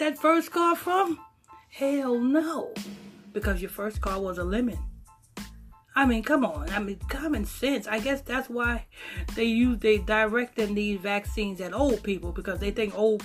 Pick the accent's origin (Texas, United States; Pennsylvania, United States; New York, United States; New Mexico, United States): New York, United States; Huntington Station; We grew up in Southside, Huntington Station